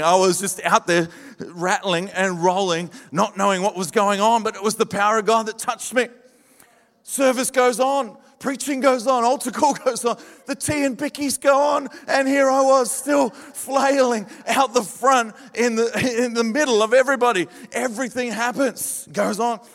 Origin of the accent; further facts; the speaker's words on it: Adelaide, South Australia, Australia; moved away; also born or lived in Victoria; I'm from Adelaide, born in, in, in Adelaide, born and bred in the desert and uh, I saw the light over in Victoria and moved